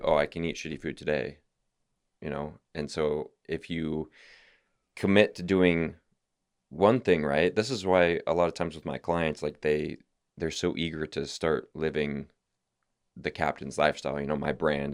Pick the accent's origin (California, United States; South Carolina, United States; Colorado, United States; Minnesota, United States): California, United States; I'm from California.